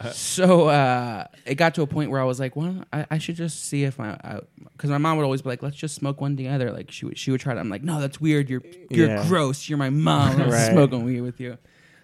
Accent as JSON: {"language": "English", "town": "Philadelphia", "region": "Pennsylvania", "country": "United States", "tie": "born or raised there"}